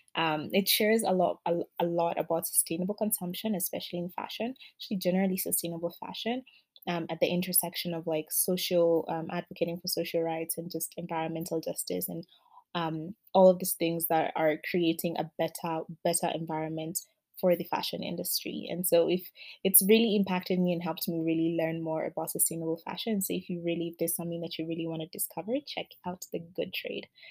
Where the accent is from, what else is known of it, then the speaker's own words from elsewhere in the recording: Kenya; I come from Kenya